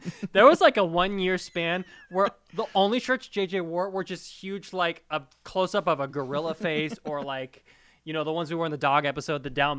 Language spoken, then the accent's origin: English; Bay Area, California, United States; I grew up in the Bay Area.